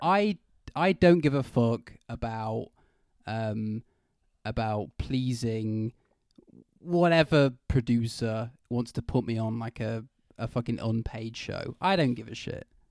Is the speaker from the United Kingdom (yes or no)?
yes; United Kingdom; I'm British.